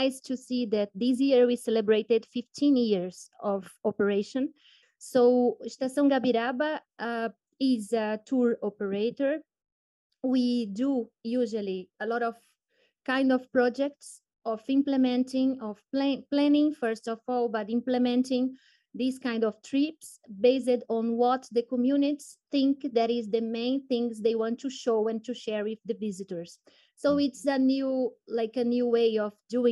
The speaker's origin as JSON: {"language": "English", "town": "Belém", "region": "Pará", "country": "Brazil", "tie": "born or raised there", "also_born_or_lived": "Padua, Italy", "said": "I was born and raised in Belém, that is the capital of Pará State in the Brazilian Amazon region"}